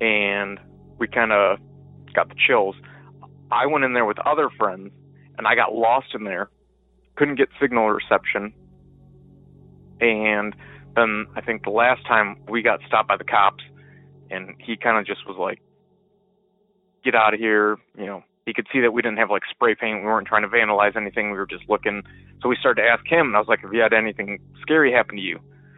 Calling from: Michigan, United States; I am calling from Michigan.

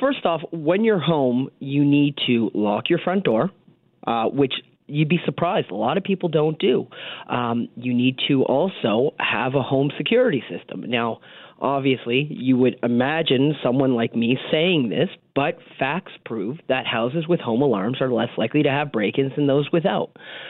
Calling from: Toronto, Ontario, Canada; I am in cold and snowy Toronto, which is not as cold and snowy as Winnipeg, but still pretty cold and snowy.

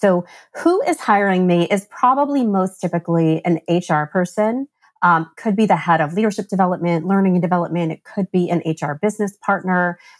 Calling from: New Jersey, United States; I am recording from New Jersey.

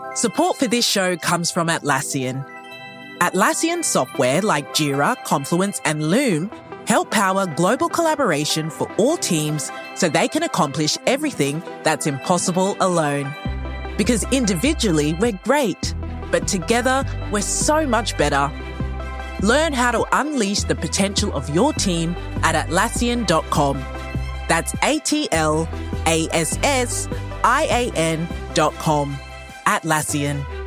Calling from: Redding, California, United States; I'm calling from Redding, California.

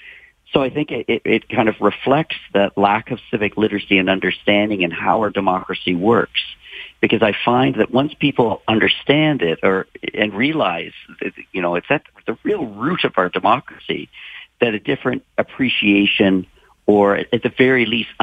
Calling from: Ontario, Canada; I'm calling you from Ontario.

